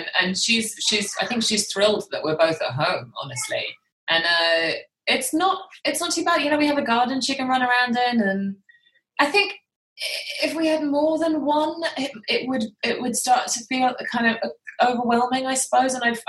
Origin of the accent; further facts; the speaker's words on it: United Kingdom; accent: British; I think because of my accent, because I'm the anomaly in my family. I'm the one with the British accent.